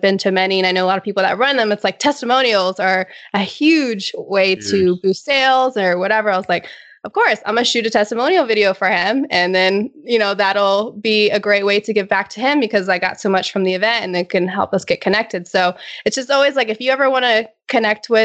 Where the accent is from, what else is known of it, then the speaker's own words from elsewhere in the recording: Virginia, United States; moved away as an adult; also born or lived in Pittsburgh / Boston; now in San Diego, United States; we're both from Virginia